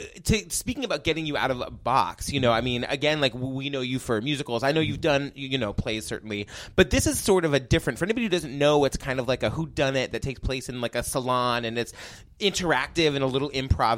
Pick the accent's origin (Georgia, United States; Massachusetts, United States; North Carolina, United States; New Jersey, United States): Massachusetts, United States; Boston; I'm from Boston